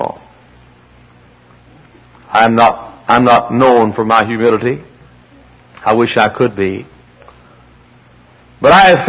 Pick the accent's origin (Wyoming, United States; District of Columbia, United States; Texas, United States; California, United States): Texas, United States; near Dallas and Fort Worth; moved away as an adult; I'm a Texan. I was born and reared in the Holy Land, close to Dallas and Fort Worth